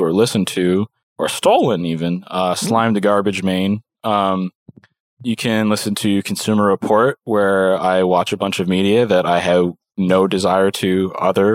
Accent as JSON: {"language": "English", "town": "Little Pond", "region": "Prince Edward Island", "country": "Canada", "tie": "born or raised there", "said": "I was born in Little Pond, Prince Edward Island"}